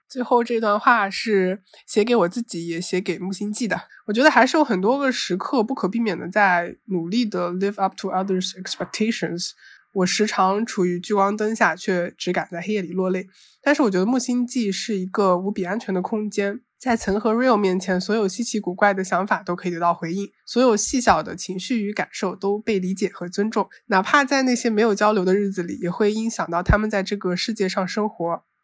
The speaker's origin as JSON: {"language": "Chinese", "town": "Zhoushan", "region": "Zhejiang", "country": "China", "tie": "born or raised there", "said": "我是土生土长的舟山人，但是因为一直生活在本岛上面"}